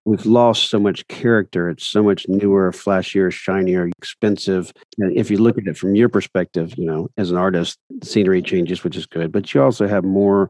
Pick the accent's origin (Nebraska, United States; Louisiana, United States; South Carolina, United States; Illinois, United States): Louisiana, United States; North; I'm from North Louisiana.